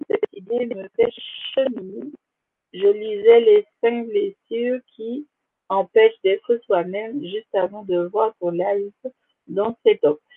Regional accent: Guadeloupe, France; Je suis originaire de la Guadeloupe, également ma mère.

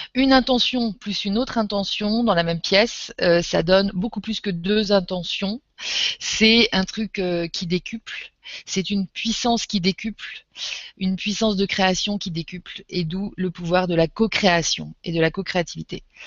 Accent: Normandy, France; Je suis euh, française, je suis normande. Je suis en Normandie là

